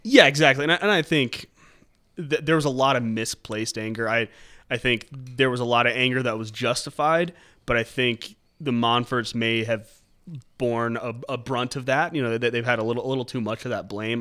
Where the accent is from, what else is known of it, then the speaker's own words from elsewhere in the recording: Monument, Colorado, United States; Growing up in North of Colorado Springs and Monument